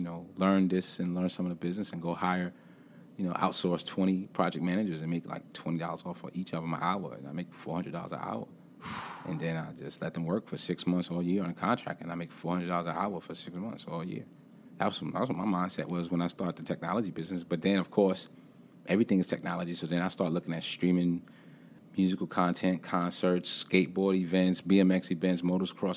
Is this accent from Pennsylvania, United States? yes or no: no; New York City, New York, United States; moved away as an adult; now in Charlotte, United States; being born and raised in Brooklyn, New York